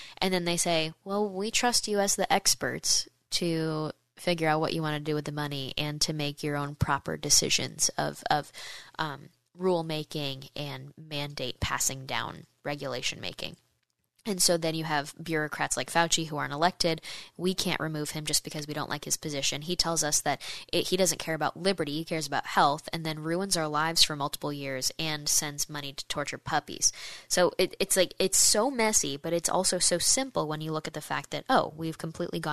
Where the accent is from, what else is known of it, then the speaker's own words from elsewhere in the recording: United States; as an American